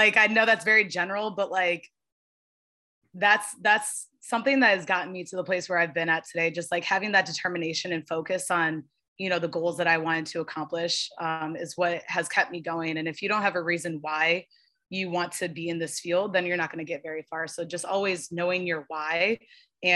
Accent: Midwest, United States; moved away; I'm from the Midwest

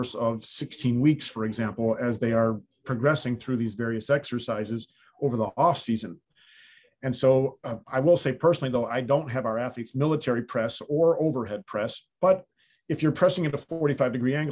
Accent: the North, United States; moved away as an adult; now in the South, United States; I grew up in the North, and when I grew up there, we didn't have indoor facilities

